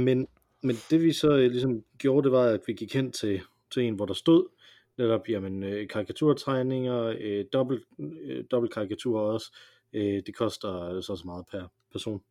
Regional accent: Denmark; jeg er jo dansker

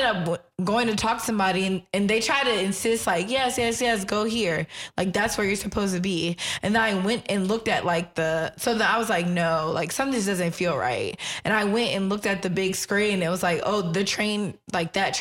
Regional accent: the DMV area, Prince George's County, Maryland, United States; moved away; also born or lived in Washington, D.C.; that's my hometown, the DMV area

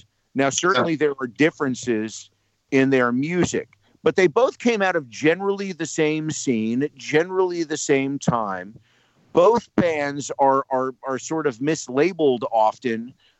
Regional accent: Englishtown, New Jersey, United States; growing up in Englishtown, New Jersey.

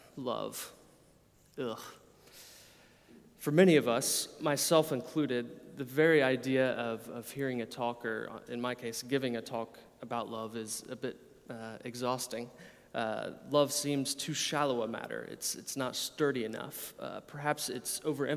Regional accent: United States; I'm an American from your accent. In my own American context

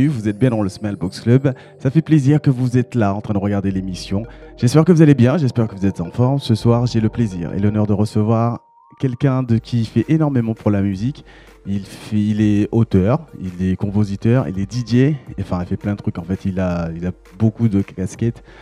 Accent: Guadeloupe; Je suis de la Guadeloupe.

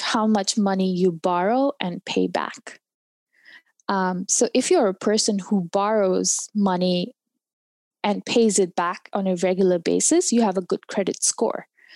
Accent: India; now in United States; I'm from India.

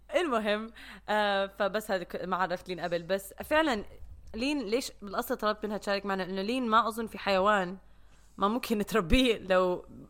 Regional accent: Jordan; also born or lived in Kuwait; عندنا بالاردن

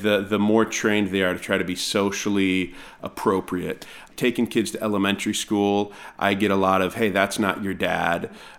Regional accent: California, United States; I grew up in the Bay Area of California, and so a lot of my friends, I have very diverse friends

